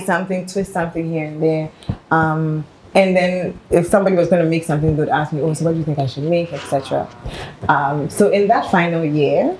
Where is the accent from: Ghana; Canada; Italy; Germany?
Ghana; Accra, Greater Accra; i grew up in Accra